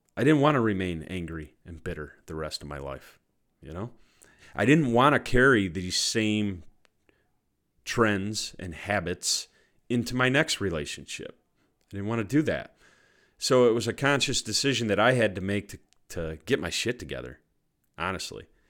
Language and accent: English; Cortland, New York, United States; my hometown of Cortland, New York